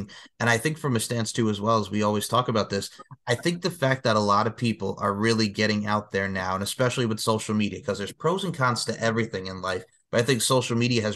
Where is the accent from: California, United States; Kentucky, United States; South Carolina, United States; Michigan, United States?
South Carolina, United States; Myrtle Beach; here in my hometown of Myrtle Beach